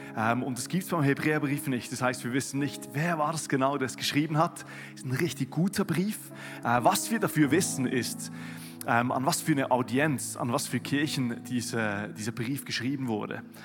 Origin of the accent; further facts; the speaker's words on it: Switzerland; now in Germany; als Schweizer, der hier in Deutschland